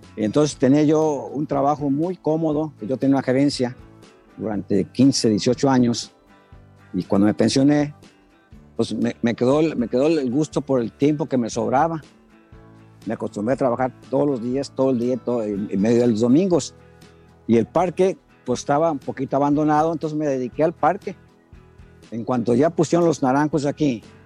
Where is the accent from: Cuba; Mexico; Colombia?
Mexico; Guadalajara, Jalisco; now in Hermosillo, Mexico; De, de, Jalisco